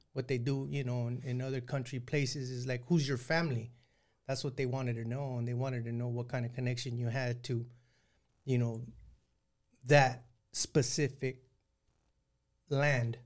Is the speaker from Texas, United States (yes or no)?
no; San Joaquin Valley, Northern California, United States; now in Southern California, United States; I grew up in Northern California and in the Central Valley there in San Joaquin Valley